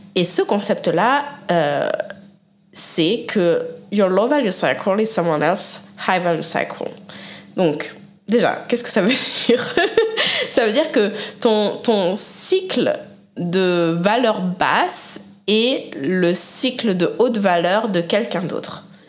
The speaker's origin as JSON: {"language": "French", "country": "France", "tie": "born or raised there", "also_born_or_lived": "Canada / Mexico", "moved": "as an adult", "lives_now": "United States", "said": "J'ai quand même grandi, été éduquée, hein, euh, élevée euh, en France"}